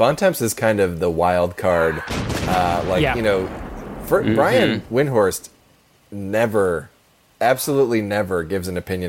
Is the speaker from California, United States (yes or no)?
no; Cleveland, Ohio, United States; I'm from Cleveland.